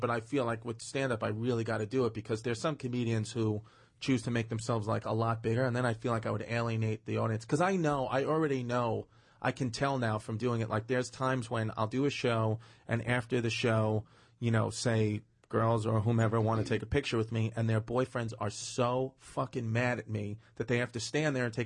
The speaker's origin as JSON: {"language": "English", "town": "New York City", "region": "New York", "country": "United States", "tie": "born or raised there", "said": "growing up in Brooklyn"}